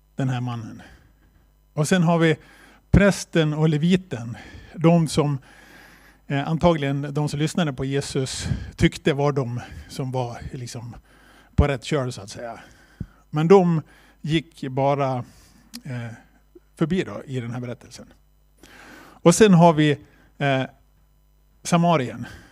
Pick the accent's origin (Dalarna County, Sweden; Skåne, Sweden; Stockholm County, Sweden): Dalarna County, Sweden; Borlänge; also born or lived in China; vi kommer från Bålänge och är med i Korskyrkan i Bålänge